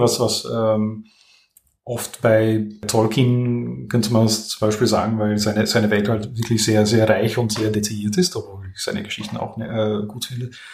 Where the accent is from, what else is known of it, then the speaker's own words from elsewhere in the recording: Netherlands; German is a second language; also born or lived in Vienna, Austria; now in France; ich bin gebürtiger Niederländer